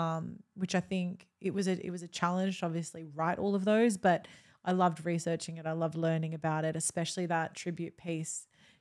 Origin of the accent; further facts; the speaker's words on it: Australia; I'm neither Italian. I'm Australian. I'm not Italian.